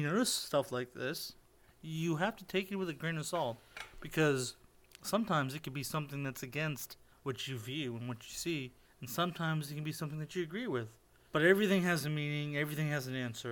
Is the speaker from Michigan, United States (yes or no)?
no; Northern Virginia, United States; We're from Nova. We're in the Northern Virginia area